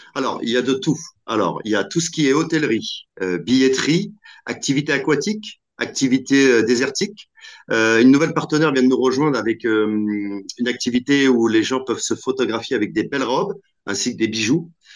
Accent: Normandy, France; also born or lived in Algeria (ancestry); je suis d'origine euh, normande, donc je suis attaché à ma Normandie

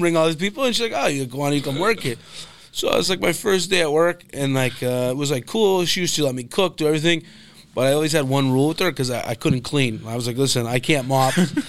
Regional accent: Pennsylvania, United States; now in Boston, United States; I lived in like Middle Woods, Pennsylvania.

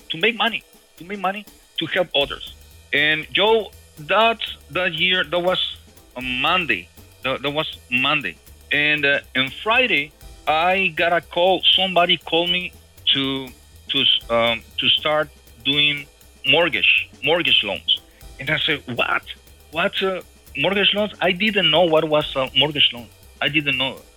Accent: Mexico; English is a second language; moved away as an adult; now in United States; in 1998, I came from Mexico, you know, and uh, I, I in those years I, I used to be a rocker musician.

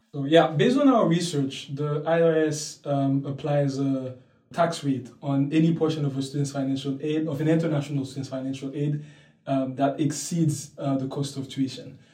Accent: Port-au-Prince, Ouest, Haiti; moved away as an adult; now in Princeton, United States; I was born and raised in Port au Prince, Haiti

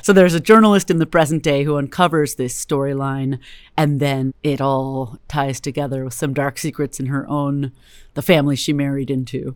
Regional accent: Berkeley, California, United States; also born or lived in Richmond, California; I'm a California native, Bay Area native, born and raised in Berkeley

